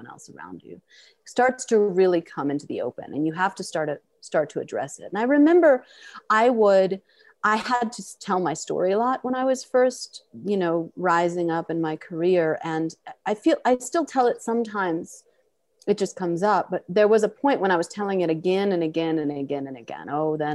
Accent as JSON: {"language": "English", "town": "New York City", "region": "New York", "country": "United States", "said": "I'm from Queens"}